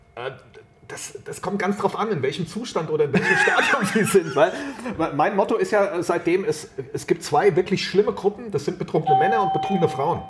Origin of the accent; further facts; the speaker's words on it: Wiesbaden, Hesse, Germany; moved away as an adult; now in Rheingau, Germany; Ich bin gebürtiger Wiesbadener, jetzt wohne ich im Rheingau